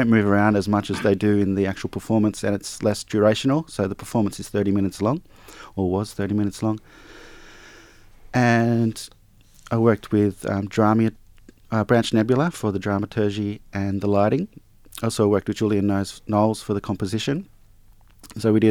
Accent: Nowra, New South Wales, Australia; I grew up in North Nowra

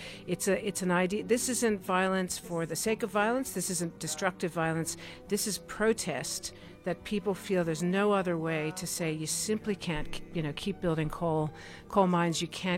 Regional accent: United States; as an American

